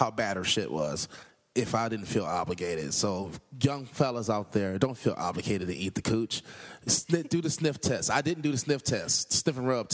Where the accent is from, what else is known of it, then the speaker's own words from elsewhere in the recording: Los Angeles, California, United States; I'm from South Central L.A.